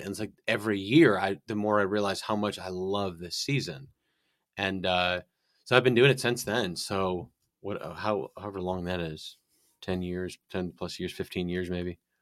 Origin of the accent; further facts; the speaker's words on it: northern Illinois, United States; moved away; I'm from Illinois, northern Illinois, so right on the like border of Wisconsin.